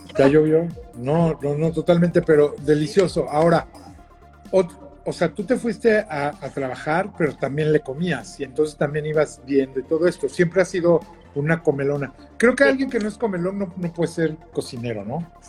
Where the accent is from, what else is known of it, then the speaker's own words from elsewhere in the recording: Mexico; la forma en la que crecimos, que siempre en México hay que desayunar, comer y cenar en familia